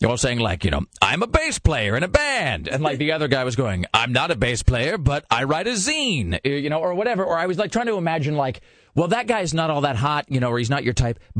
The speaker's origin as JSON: {"language": "English", "region": "Washington", "country": "United States", "tie": "born or raised there", "moved": "yes", "lives_now": "Portland, United States", "said": "growing up in Washington"}